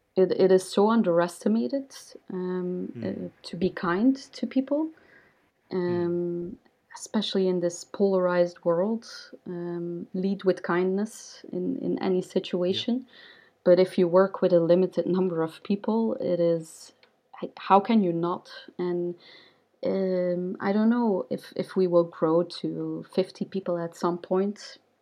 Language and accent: English; Ghent, Flanders, Belgium; also born or lived in New York, United States; I set up a startup hub in Ghent, which is my hometown